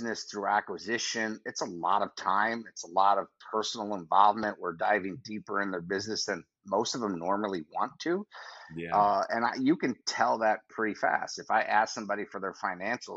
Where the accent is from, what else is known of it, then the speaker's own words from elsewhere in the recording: New York, United States; I'm from New York